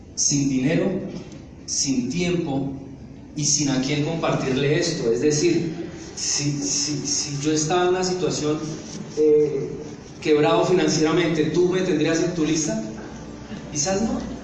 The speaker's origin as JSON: {"language": "Spanish", "town": "Neiva", "region": "Huila", "country": "Colombia", "tie": "born or raised there", "also_born_or_lived": "El Doncello, Caquetá / Medellín / Montería, Córdoba", "moved": "as an adult", "said": "Yo nací en un pueblito que se llama El Doncello, en el Caquetá. Yo me crié, estudié en Neiva"}